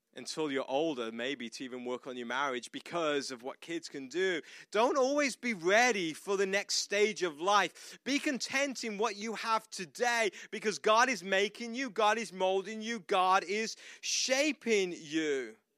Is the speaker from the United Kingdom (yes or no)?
yes; United Kingdom; moved away as an adult; now in United States